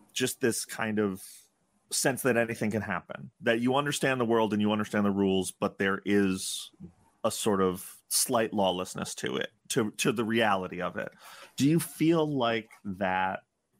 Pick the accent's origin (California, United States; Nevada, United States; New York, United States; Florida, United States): New York, United States; New York City; I grew up in Upper Manhattan